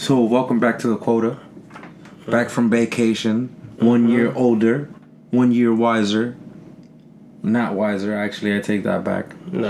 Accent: Jersey City, New Jersey, United States; Listen, I am from Jersey City.

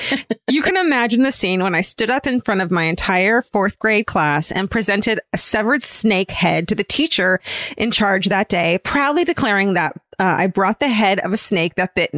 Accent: Atlanta, Georgia, United States; I grew up in Atlanta near the Chattahoochee River, which meant particularly in the warm months that snakes were a pretty regular occurrence.

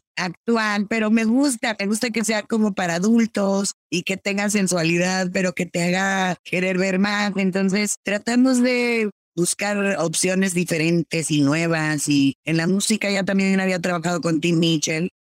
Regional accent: Mexico; yo como latina, como mexicana

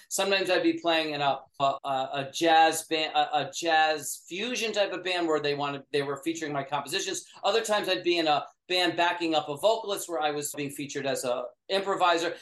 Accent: upstate New York, United States; I grew up in upstate New York

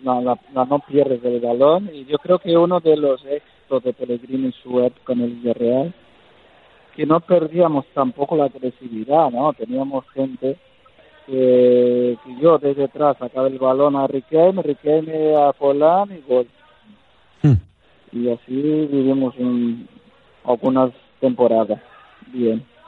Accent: Brazil; moved away; also born or lived in Spain; no he dejado de ser brasileño, sigo siendo brasileño

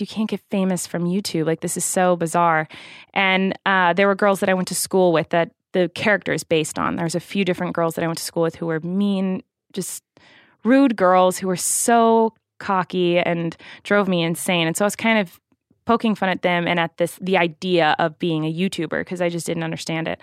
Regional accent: Santa Barbara, California, United States; I was born in Santa Barbara, California, in November

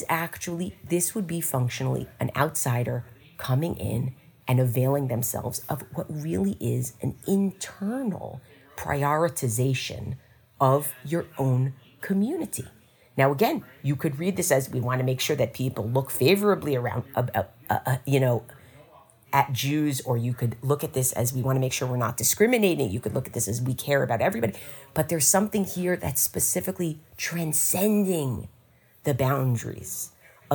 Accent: United States; as an American

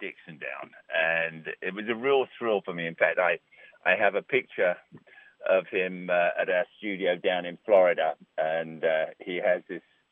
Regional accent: England, United Kingdom; now in New York, United States; I'm English

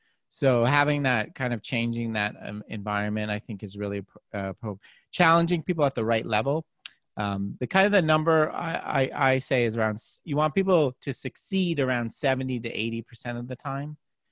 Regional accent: Canada; I grew up playing hockey in Canada

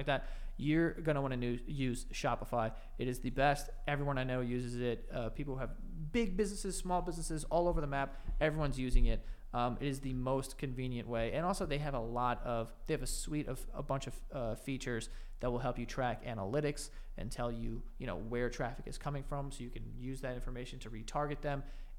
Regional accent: United States; we're American

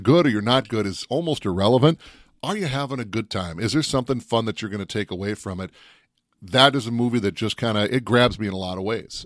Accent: Minnesota, United States; If I wasn't from Minnesota

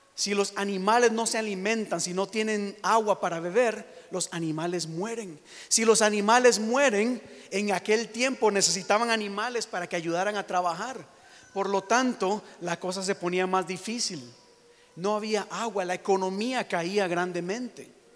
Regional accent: Costa Rica; now in United States; yo soy de Costa Rica

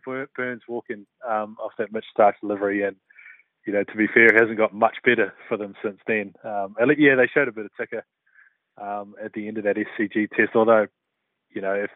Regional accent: New Zealand; as a New Zealander

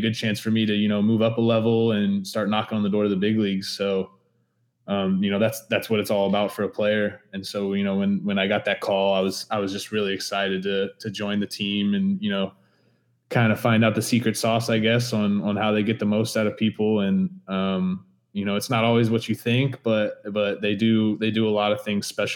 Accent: Dallas, Texas, United States; I grew up in Dallas

